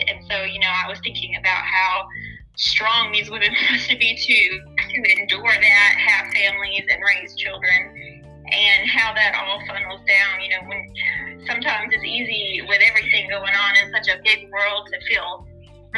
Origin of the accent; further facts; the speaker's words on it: the South, United States; growing up in the South